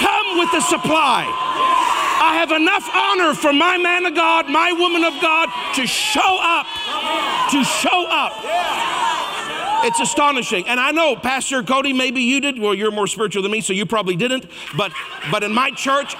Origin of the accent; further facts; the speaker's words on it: Canada; I'm Canadian.